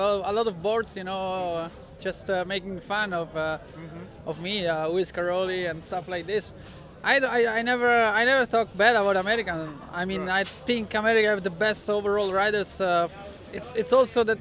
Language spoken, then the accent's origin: English; Italy; English is a second language; I'm coming from Italy, where it's hard pack